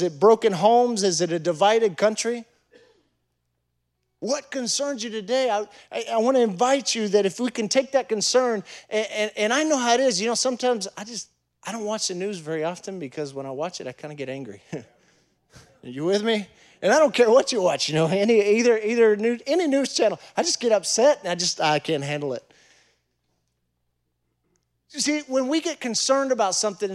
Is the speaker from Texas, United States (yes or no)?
yes; Fort Worth, Texas, United States; moved away as an adult; also born or lived in Huntsville, Texas; now in Chile; I'm from Cowtown, Fort Worth